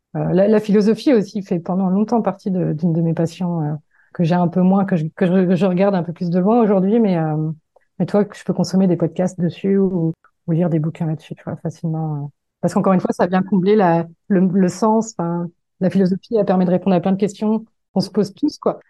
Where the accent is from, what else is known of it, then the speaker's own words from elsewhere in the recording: Le Mans, Pays de la Loire, France; moved away as an adult; also born or lived in Paris; je suis originaire du Mans